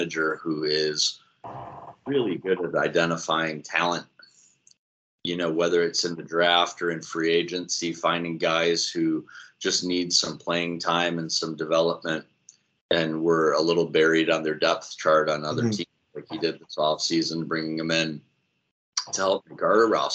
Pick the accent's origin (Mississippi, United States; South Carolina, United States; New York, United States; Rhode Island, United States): New York, United States; Syracuse; also born or lived in Rochester area; I was born and raised in upstate New York, not far from Buffalo. My family's from the Rochester area. We kind of live in that city and then peppered kind of in the Buffalo direction. I grew up in Syracuse